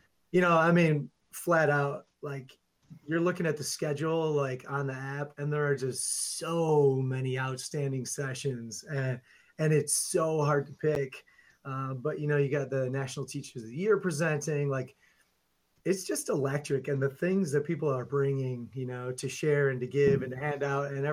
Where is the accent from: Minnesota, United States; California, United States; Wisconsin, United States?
Wisconsin, United States; Milwaukee; I'm from just outside of Milwaukee, Wisconsin, and teach at a school in the suburbs of Milwaukee